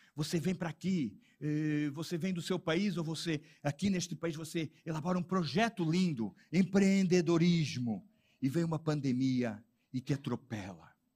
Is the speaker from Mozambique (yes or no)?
no; Portugal; eu sou português